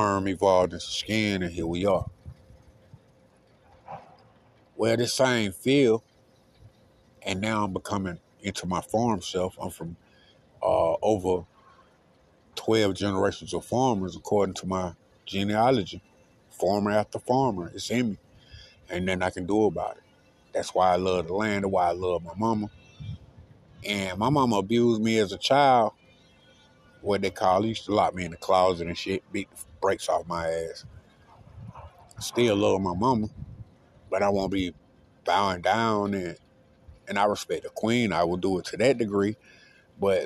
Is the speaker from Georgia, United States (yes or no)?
yes; the Bermuda Triangle, Georgia, United States; also born or lived in Reynolds, Taylor County, Georgia; I'm from the Bermuda Triangle, what they used to call it.